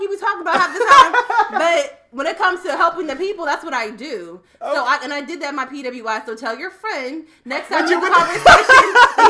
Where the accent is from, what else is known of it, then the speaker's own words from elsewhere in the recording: Ohio, United States; I'm from Ohio